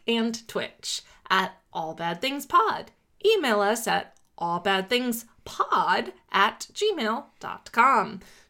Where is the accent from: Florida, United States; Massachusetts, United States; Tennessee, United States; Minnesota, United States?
Florida, United States; South; I was born in South Florida, mostly grew up there